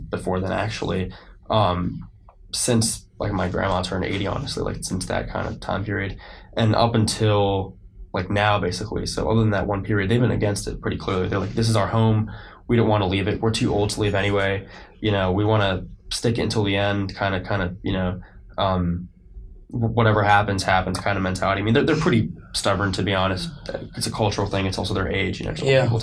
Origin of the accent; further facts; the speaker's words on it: Bergen County, New Jersey, United States; moved away as an adult; also born or lived in Manhattan, New York; now in Lexington, United States; I'm from New Jersey.